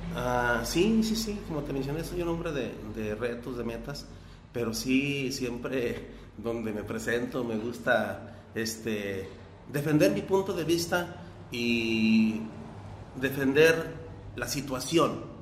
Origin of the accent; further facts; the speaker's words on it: Teocaltiche, Jalisco, Mexico; mi pueblo y a, y a, todo mundo, a todo, a todo Teocaltiche